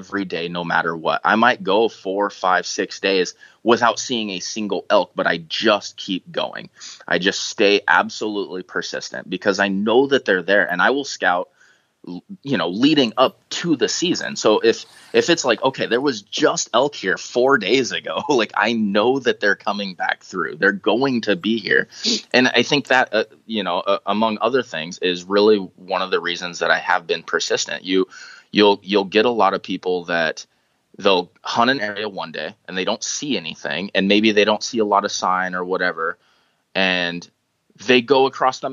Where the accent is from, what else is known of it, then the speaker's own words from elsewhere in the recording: Toutle, Washington, United States; I grew up in Tootle, went to school at Tootle Lake there by Mount St. Helens